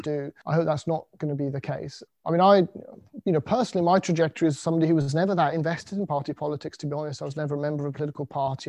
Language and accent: English; United Kingdom; being British